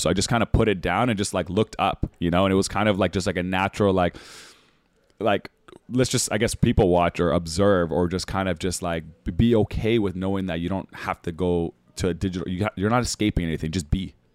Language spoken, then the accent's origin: English; Winnipeg, Manitoba, Canada; moved away; also born or lived in Toronto / Australia; me growing up in Winnipeg, it was gonna be minus forty